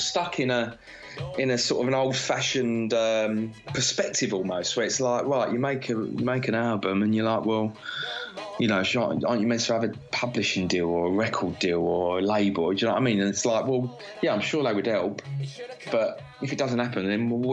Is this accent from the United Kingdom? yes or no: yes; London, United Kingdom; I'm a Londoner, I'm like, my whole family have been here for fucking hundreds of years